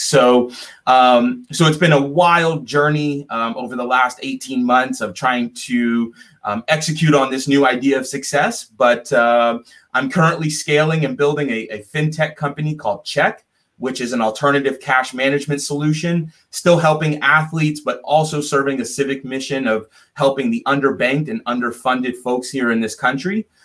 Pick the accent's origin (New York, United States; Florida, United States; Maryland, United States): Florida, United States; South; I'm from South Florida originally.